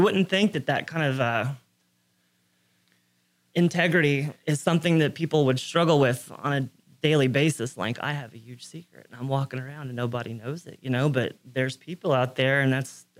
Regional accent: Magnolia, United States; Magnolia. Yeah. Joined the Navy at 17.

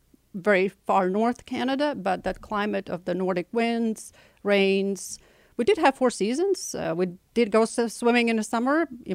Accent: Latvia; now in Houston, United States; I was born and raised in the Soviet Republic, one of the 17 Soviet republics within the Soviet Union, Latvia.

